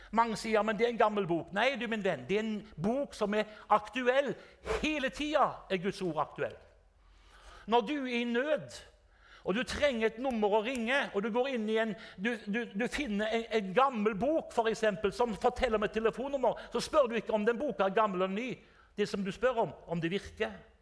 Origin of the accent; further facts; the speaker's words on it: Haugesund, Rogaland, Norway; also born or lived in Drammen; jeg er fra Haugesund